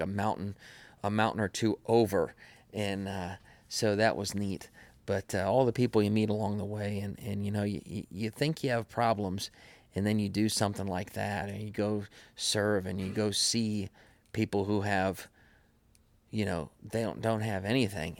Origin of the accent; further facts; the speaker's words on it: Madison, United States; we grew up over in Madison